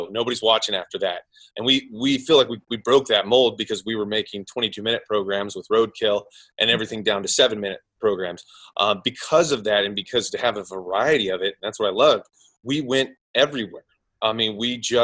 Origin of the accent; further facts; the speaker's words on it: Oklahoma, United States; moved away as an adult; now in Los Angeles, United States; I'm from Oklahoma originally, but I came out to Los Angeles to be in the film business